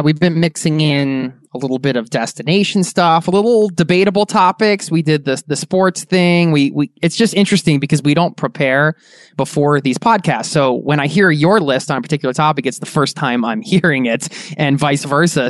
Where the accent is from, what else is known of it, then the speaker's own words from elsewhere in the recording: Philadelphia, Pennsylvania, United States; We're both from Philly